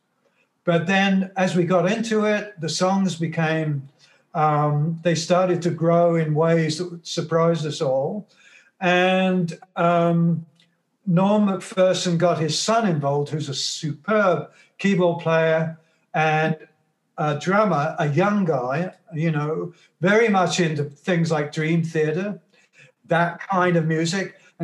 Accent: England, United Kingdom; now in Toronto, Canada; my childhood in England, when I was growing up in England.

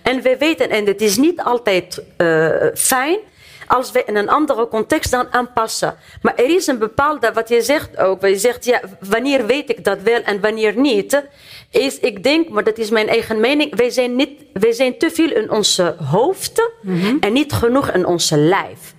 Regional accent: Tunisia; now in Netherlands; ik kom uit Tunesië, uit Noord-Afrika. Ik ben opgegroeid in islamitische cultuur.

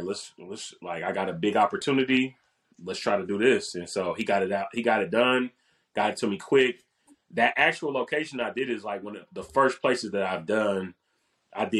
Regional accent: Dayton, Ohio, United States; moved away; I'm going back home. I'm from Dayton, Ohio. I went back home.

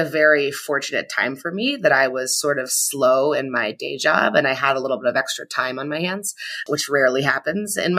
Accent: Ottawa, Ontario, Canada; now in Washington, D.C., United States; I grew up in Ottawa in Canada. And now I live in Washington, D.C.

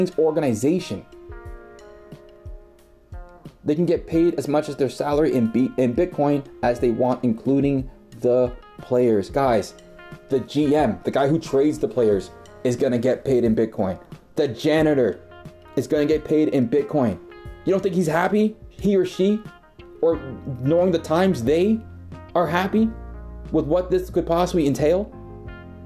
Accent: Toronto, Ontario, Canada; I'm from Toronto

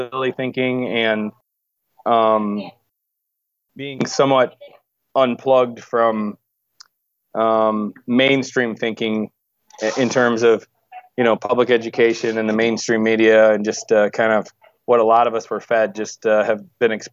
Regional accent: Wisconsin, United States; moved away; also born or lived in Chicago, Illinois / West Coast; I'm from Wisconsin

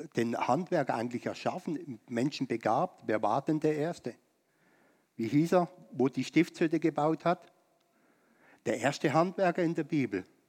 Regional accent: Germany; uns als Deutsche in Deutschland

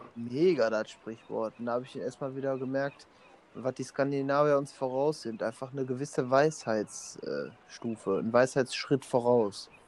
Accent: Emmerich am Rhein, North Rhine-Westphalia, Germany; wir kommen aus Emmerich am Rhein

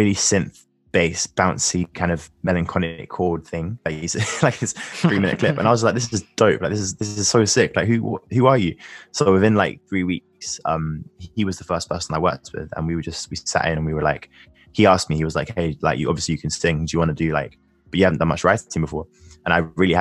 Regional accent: London, United Kingdom; I grew up in Northwest London, and I've been living here since I was born.

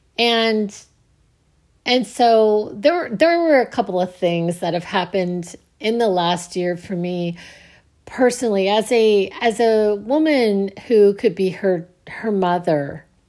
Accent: United States

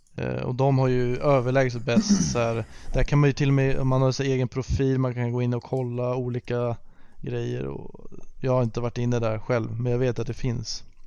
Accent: Sweden; som svensk

